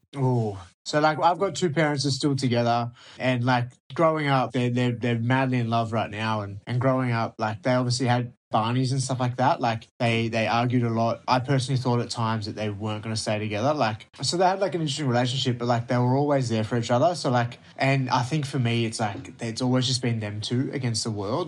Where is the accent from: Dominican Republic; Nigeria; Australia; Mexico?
Australia; Melbourne, Victoria; I'm from Melbourne